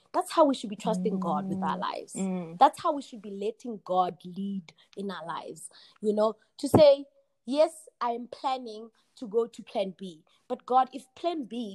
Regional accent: Kagiso, Gauteng, South Africa; moved away as an adult; also born or lived in Rustenburg, North West, South Africa / United States; I was born in Rustenburg. I was raised in Kagiso.

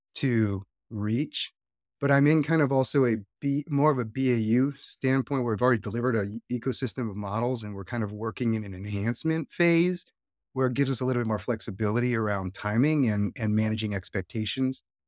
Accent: Hawaii, United States; also born or lived in Northeast US; now in Northeast, United States; I live in the Northeast right now, so it's not exactly the warmest time of the year, and I am from Hawaii

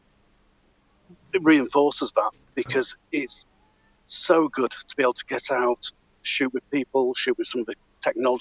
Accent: Yorkshire and the Humber, United Kingdom; moved away as an adult; also born or lived in Beverley / York / Pontefract; now in Midlands, United Kingdom; spent many years living around Beverley area, around the York area, so North Yorkshire stroke East Yorkshire lad

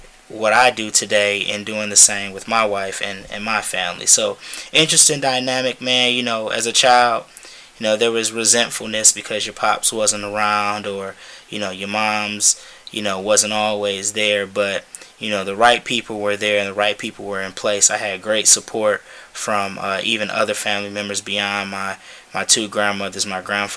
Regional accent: Detroit, Michigan, United States; born and raised in Detroit

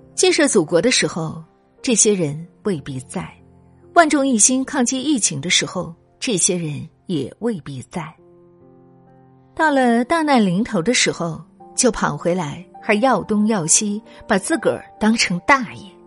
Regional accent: China; 我们中国人疫情都扛过来了

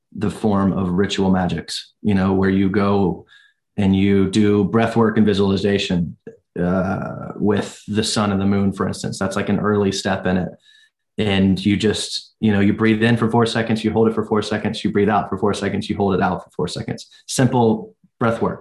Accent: United States; as Americans

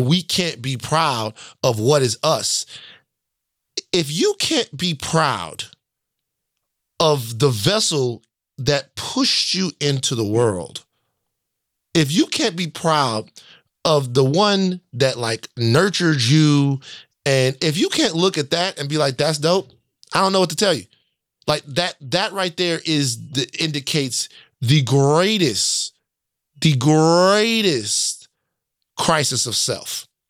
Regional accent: the South, United States; I'm from the South.

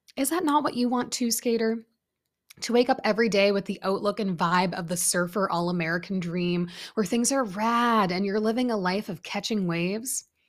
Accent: Canada; I grew up in Canada

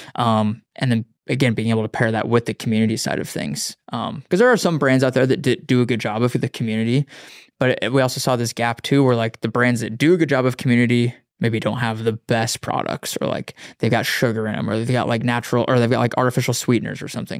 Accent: Wyoming, United States; now in Austin, United States; I grew up in Wyoming, um, grew up in the mountains.

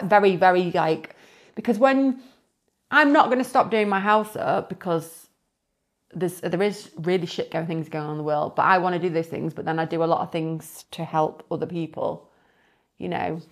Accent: Windsor, South East England, United Kingdom; now in Cheshire, United Kingdom; originally, I, I'm from Windsor, my parents still live there and everything

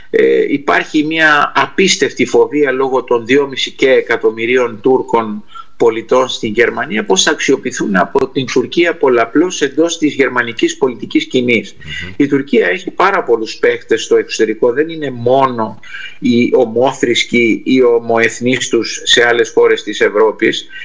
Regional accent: Argentina; πατήσατε ένα πονεμένο θέμα που είναι η Αργεντινή χώρα που γεννήθηκα και μεγάλωσα και είναι και αυτή η πατρίδα μου και των γονιών μου που γεννήθηκαν εκεί.

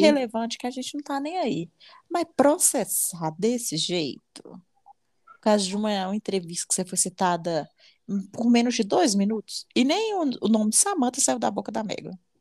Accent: Brazil; eu sou brasileira

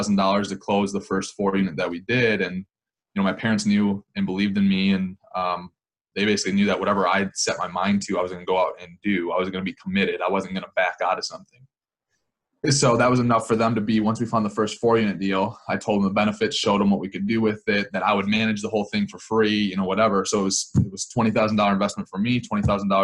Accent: Wisconsin, United States; I'm from Wisconsin, so in this area.

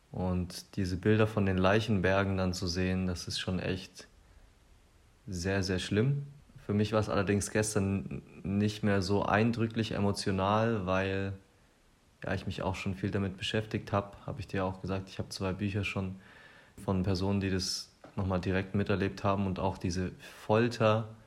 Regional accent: Germany; besonders als Deutsche müssen wir uns dem Thema immer wieder stellen.

